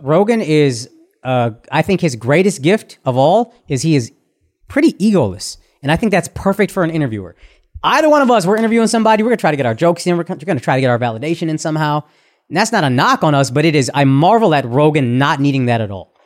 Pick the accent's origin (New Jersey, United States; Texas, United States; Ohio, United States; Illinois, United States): Texas, United States; as a Texan